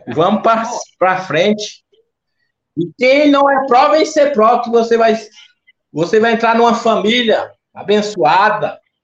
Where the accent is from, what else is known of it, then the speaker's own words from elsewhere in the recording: Garanhuns, Pernambuco, Brazil; also born or lived in Bezerros, Pernambuco; now in Itatiba, Brazil; eu sou pernambucano, natural de Bezerros. Me criei em Garanhuns.